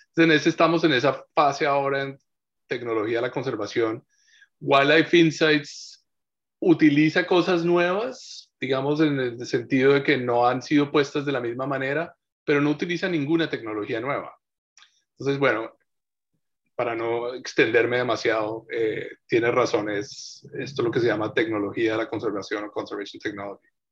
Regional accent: Colombia; moved away as an adult; now in Takoma Park, United States; yo nací en Colombia.

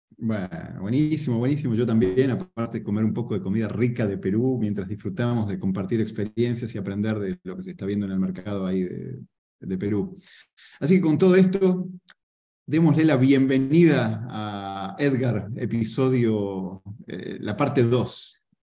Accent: Argentina; yo soy argentino

